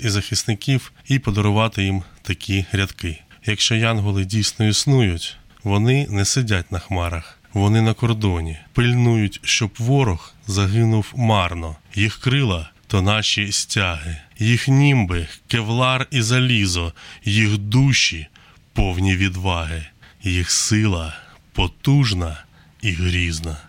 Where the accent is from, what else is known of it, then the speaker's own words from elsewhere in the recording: Nikopol, Dnipropetrovsk Oblast, Ukraine; Я з міста Нікополь